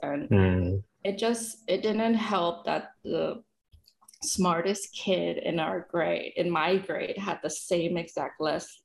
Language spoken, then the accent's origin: English; San Gabriel Valley, California, United States; born or raised there; also born or lived in El Dorado, Arkansas